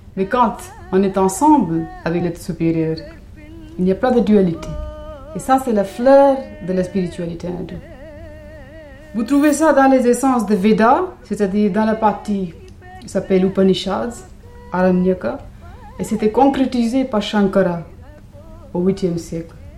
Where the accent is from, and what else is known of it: India; moved away